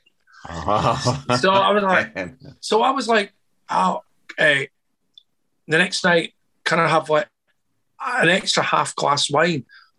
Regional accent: Scotland, United Kingdom; Well, I'm Scottish. You know, I mean, it wasn't freaked out.

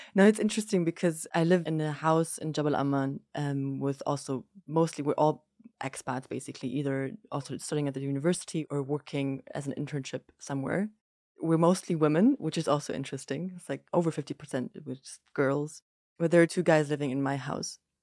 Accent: Germany; moved away as an adult; also born or lived in Lebanon; now in Jordan; I'm half German, half Greek, but I grew up in Germany, very much so in a Greek household with my mum

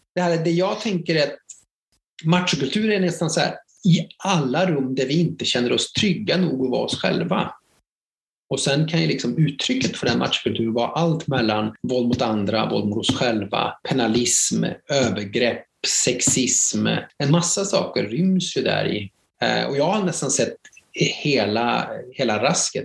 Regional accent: a mill town in Värmland, Sweden; jag är en bruksort från Värmland

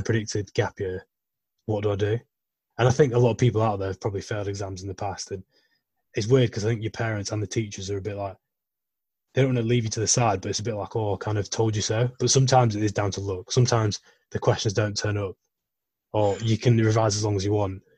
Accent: Yorkshire and the Humber, United Kingdom; I'm from West Yorkshire

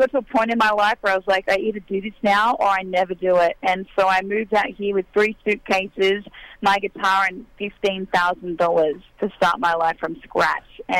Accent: near Tamworth, New South Wales, Australia; moved away as an adult; now in Nashville, United States; I grew up in the Nashville of Australia, an hour out of town, an hour from Tamworth, which is the country music capital over there

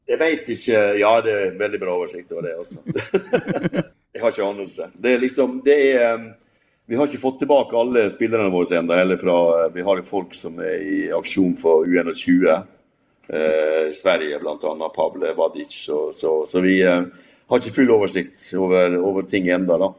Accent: Molde, Møre og Romsdal, Norway; moved away; jeg skal til hjembyen min

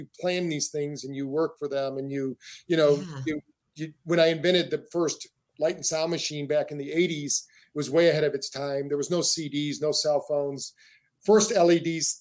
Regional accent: Battle Creek, Michigan, United States; We grew up in Battle Creek, Michigan, where the first health food store in the world was

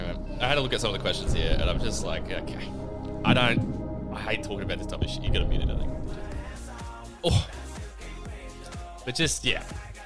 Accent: Dandenong, Victoria, Australia; I was born here in Victoria, in Dandenong.

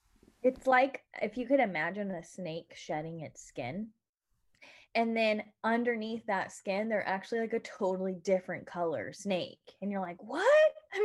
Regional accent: United States; I'm from the United States of America

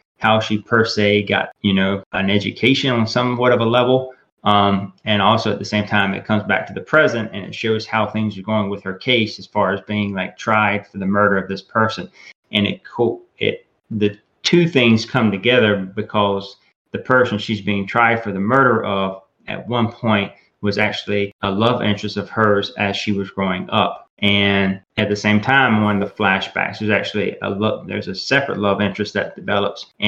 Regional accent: the South, United States; I was born and raised in the South

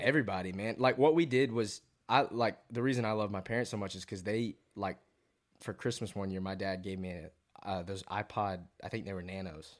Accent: Fayetteville, Georgia, United States; moved away as an adult; also born or lived in Athens, Georgia; now in Nashville, United States; born and raised in Fayetteville, Georgia.

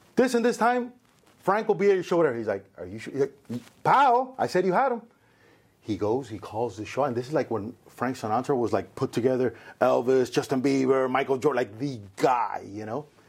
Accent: Cuba; now in United States; So I was born in Cuba. I consider myself very Cuban

